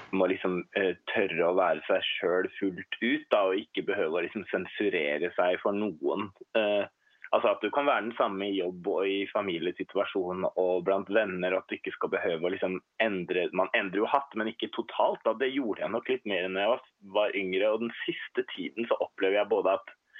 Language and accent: Norwegian; Hurum, Viken, Norway; now in Oslo, Norway; Jeg har vokst opp på Hurum ute på landet, men mm. flytta etter hvert til Oslo